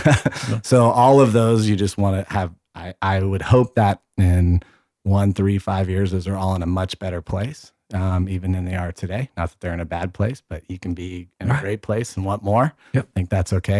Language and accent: English; Bay Area, California, United States; I, I grew up with in the Bay Area